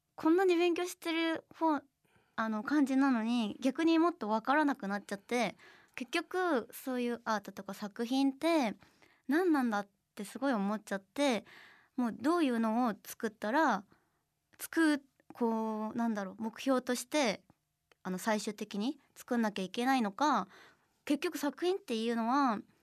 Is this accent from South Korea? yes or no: yes; South Korea; Japanese is a second language; moved away as an adult; now in Japan